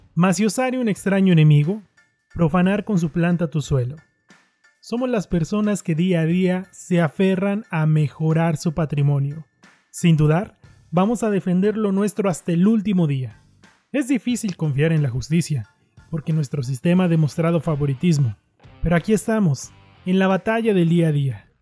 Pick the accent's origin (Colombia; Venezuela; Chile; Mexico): Mexico; Somos los mexicanos